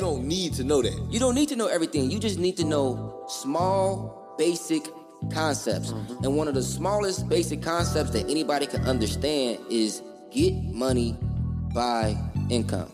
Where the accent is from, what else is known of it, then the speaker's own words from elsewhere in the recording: Opelousas, Louisiana, United States; I'm this dude from Opelousas, Louisiana